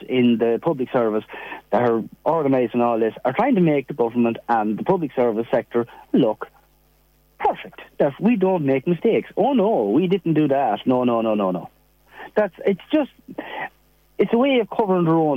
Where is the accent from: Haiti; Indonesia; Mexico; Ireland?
Ireland; we're Irish